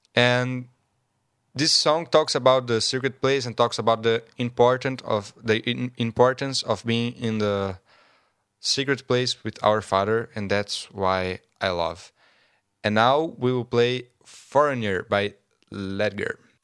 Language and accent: English; Brazil; English is a second language; moved away; I'm from Brazil